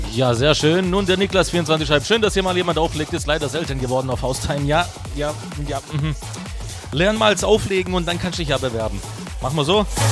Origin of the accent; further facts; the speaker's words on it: Stuttgart, Baden-Württemberg, Germany; accent: Swabian; moved away as an adult; now in Karlsruhe, Germany; Ich komme ursprünglich aus Stuttgart